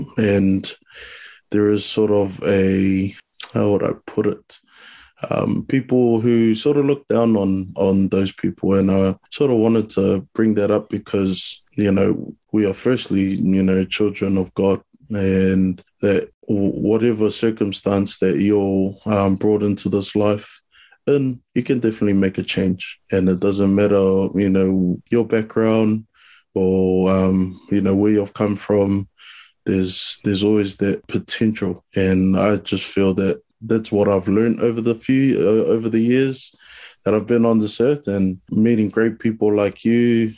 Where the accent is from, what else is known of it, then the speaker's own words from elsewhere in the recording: New Zealand; So I was born in New Zealand, obviously full Samoan, brought up around my culture